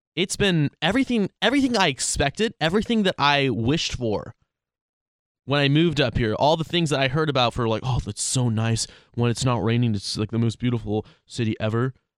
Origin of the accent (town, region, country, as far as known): Sacramento, California, United States; born or raised there; moved away as an adult; also born or lived in Roseville; now in Seattle, United States